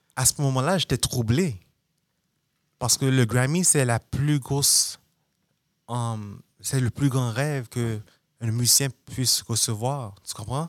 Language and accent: French; Montreal, Quebec, Canada; moved away; also born or lived in New York; je viens de Montréal